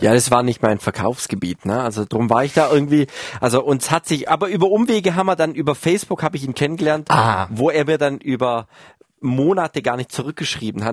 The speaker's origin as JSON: {"language": "German", "region": "Baden-Württemberg", "country": "Germany", "tie": "born or raised there", "said": "wo ich groß geworden bin, also äh, in Baden-Württemberg irgendwo, wo sich Fuß, äh, Fuchs und Haas gut Nacht sagt"}